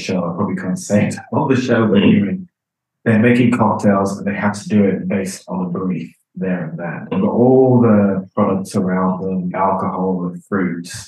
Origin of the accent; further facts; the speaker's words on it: London, United Kingdom; also born or lived in Uganda; now in Zurich, Switzerland; I'm from London in the UK, and my family origins are from Uganda in East Africa.